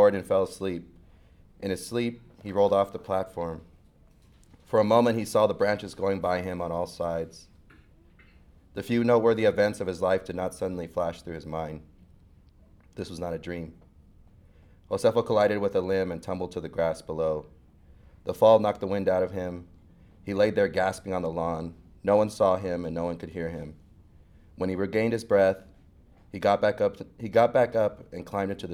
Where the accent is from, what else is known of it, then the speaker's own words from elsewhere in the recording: Fresno, California, United States; also born or lived in Clovis, California; I grew up in Fresno, California